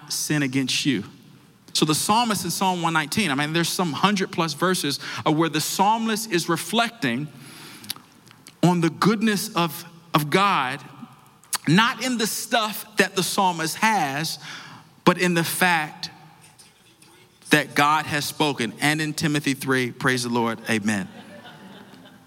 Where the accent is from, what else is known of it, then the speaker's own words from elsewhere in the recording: Washington, District of Columbia, United States; I grew up in Washington, D.C.